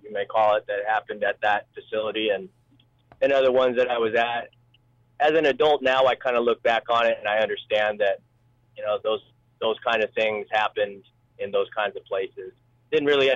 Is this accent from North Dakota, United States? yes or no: no; Oregon, United States; born or raised there; also born or lived in Seoul, South Korea / Detroit, Michigan